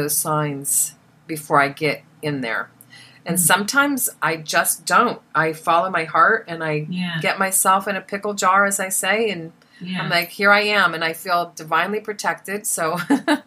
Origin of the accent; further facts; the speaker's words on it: Des Moines, Iowa, United States; moved away; also born or lived in Hollywood; growing up in Des Moines, Iowa